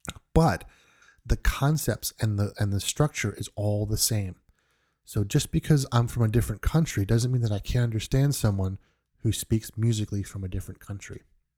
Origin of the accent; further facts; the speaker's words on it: New York, United States; I'm originally from New York. I don't really have the typical New York accent.